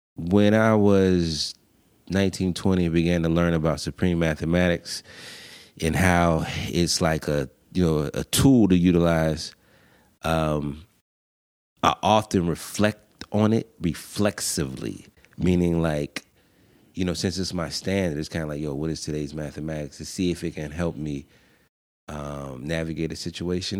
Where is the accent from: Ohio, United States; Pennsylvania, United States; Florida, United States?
Pennsylvania, United States; Pittsburgh; I'm from Pittsburgh